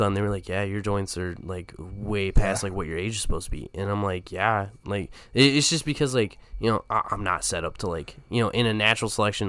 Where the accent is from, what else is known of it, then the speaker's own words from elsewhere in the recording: the South, United States; Because growing up in the South in the church, yeah.